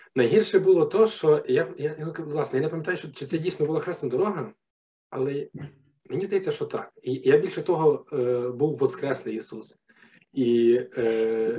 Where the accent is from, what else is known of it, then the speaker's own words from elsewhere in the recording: Ivano-Frankivsk Oblast, Ukraine; я е, з Франківської області, і ми ну тоді ще був Галицький район